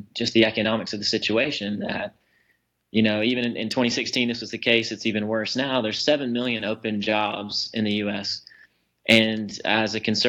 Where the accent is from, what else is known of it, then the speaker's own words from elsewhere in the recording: Waycross, Georgia, United States; now in Clarkston, United States; I grew up in Waycross, Georgia.